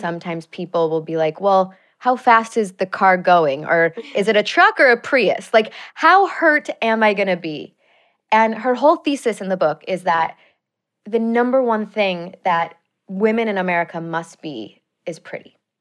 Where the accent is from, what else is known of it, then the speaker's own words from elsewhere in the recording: Chicago, Illinois, United States; moved away as an adult; also born or lived in Madison, Wisconsin; now in Los Angeles, United States; I grew up in Chicago.